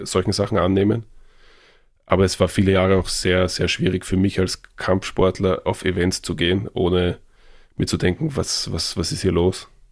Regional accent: Vienna, Austria; bei uns in Wien

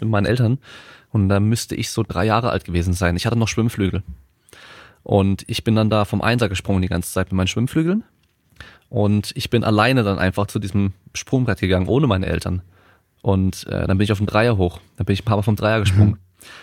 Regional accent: Freiburg, Baden-Württemberg, Germany; moved away; ich komme ursprünglich aus Freiburg

